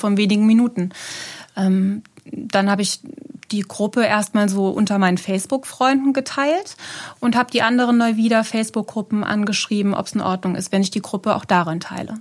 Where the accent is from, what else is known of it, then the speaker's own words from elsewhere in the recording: Neuwied, Rhineland-Palatinate, Germany; ich bin äh, in Neuwied geboren